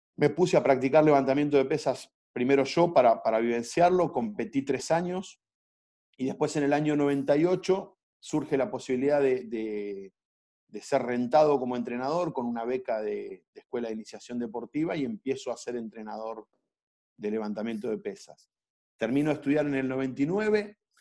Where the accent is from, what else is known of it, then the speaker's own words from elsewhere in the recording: Viedma, Río Negro, Argentina; moved away as an adult; also born or lived in Neuquén / Colombia; now in Mar del Plata, Argentina; yo soy un, chico que, que, nació en Viedma en el año 77, tengo 42 años, me vine a estudiar a Mar del Plata en el año 96